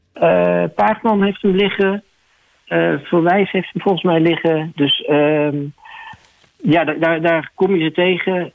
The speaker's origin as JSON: {"language": "Dutch", "town": "The Hague", "region": "South Holland", "country": "Netherlands", "said": "Ik kom zelf natuurlijk uit Den Haag."}